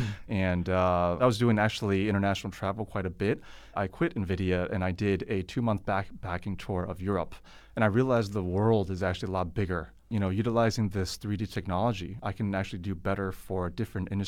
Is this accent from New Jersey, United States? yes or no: no; California, United States; now in China; the pros and cons of being over here in China, because I come from Silicon Valley.